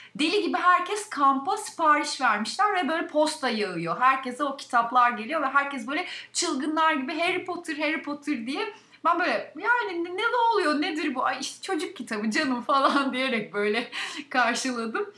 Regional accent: a district of Balıkesir, Turkey; moved away; Balıkesir'in ilçesi Edirne'de doğdum ve liseyi bitirene kadar orada okudum

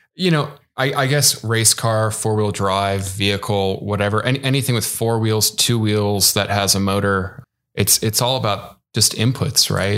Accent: Midwest, United States; moved away; also born or lived in West Coast; I grew up in the Midwest, even though I'm a, an avid West Coaster now.

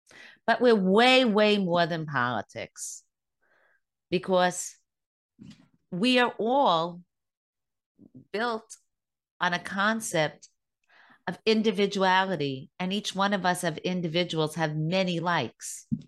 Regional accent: United States; I am a proud American. I happen to be Jewish, but I am an American

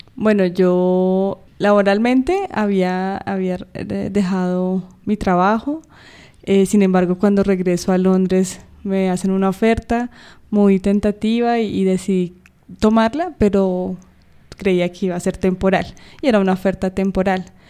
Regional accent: Bogotá, Colombia; estamos en Colombia, en mi ciudad natal, eh, Bogotá

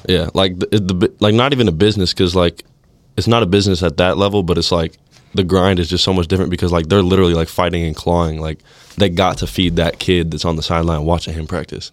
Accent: California, United States; moved away as an adult; now in Nebraska, United States

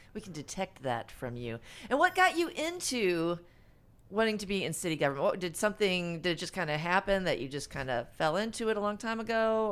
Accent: Farmington, Missouri, United States; I'm from Farmington

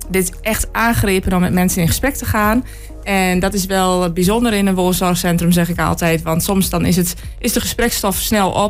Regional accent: Enschede, Overijssel, Netherlands; Ja, omdat ik zelf uit Enschede kom. Ik ken heel Enschede.

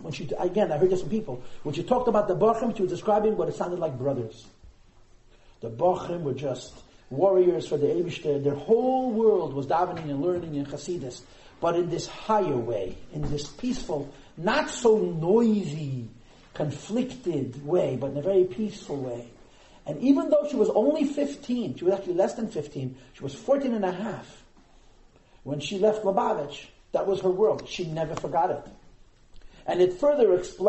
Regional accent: United States; I'm also an American

